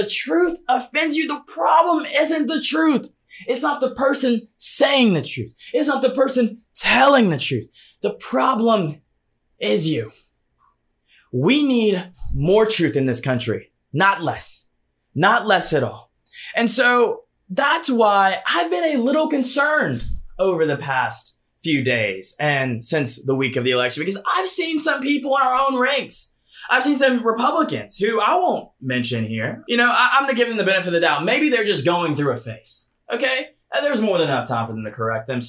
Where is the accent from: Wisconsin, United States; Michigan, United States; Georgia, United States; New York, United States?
Georgia, United States; my home state of Georgia